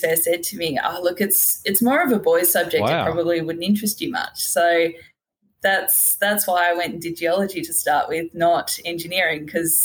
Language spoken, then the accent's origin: English; Hobart, Tasmania, Australia; I'm from Hobart originally.